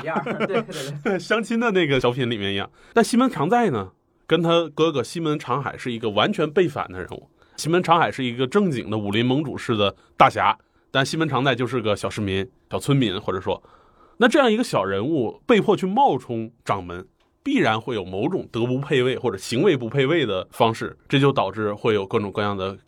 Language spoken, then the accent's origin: Chinese; Northeast China, China; 用我们东北人话说